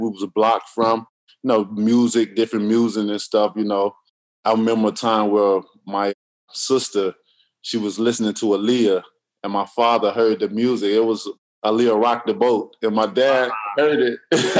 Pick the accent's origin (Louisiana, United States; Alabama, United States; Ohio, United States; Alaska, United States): Alabama, United States; Tuscaloosa; I grew up in Tuscaloosa, Alabama